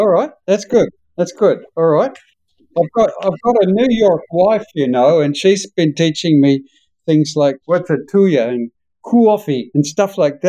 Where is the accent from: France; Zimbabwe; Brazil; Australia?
Australia; accent: Australian; now in United States; having been here in the United States for 30 years, I'm losing my Australian accent, and I'm trying to get it back again